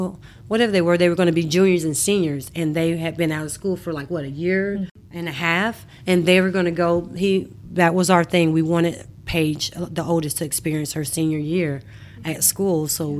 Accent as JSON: {"language": "English", "region": "Mississippi", "country": "United States", "tie": "born or raised there", "said": "Yeah, I'm from Mississippi. I grew up in Mississippi. I have three sisters. And we moved to Mississippi when I was high school age."}